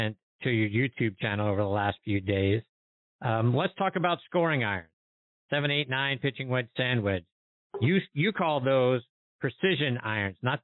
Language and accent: English; Pittsburgh, Pennsylvania, United States; my hometown, Pittsburgh